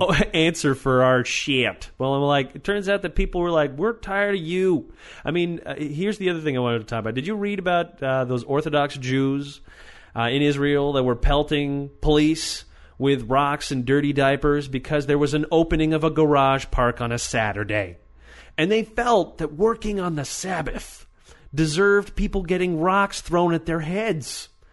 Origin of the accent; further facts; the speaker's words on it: Weedon, Quebec, Canada; my hometown in Weeden, Quebec